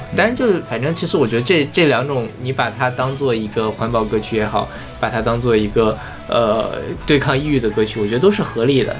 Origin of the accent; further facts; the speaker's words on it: China; 我们中国人